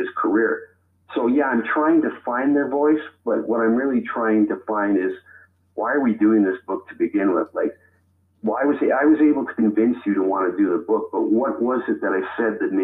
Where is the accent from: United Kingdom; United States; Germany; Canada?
Canada; Toronto, Ontario; I was born in Toronto, in the north end of Toronto